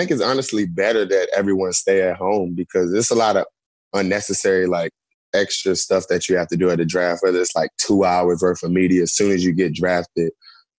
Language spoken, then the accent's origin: English; North Carolina, United States; moved away; I grew up in North Carolina